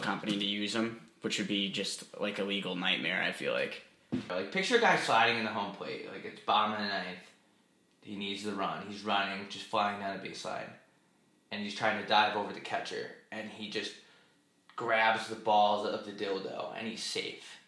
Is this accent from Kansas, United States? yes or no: no; Long Island, New York, United States; I'm from Long Island.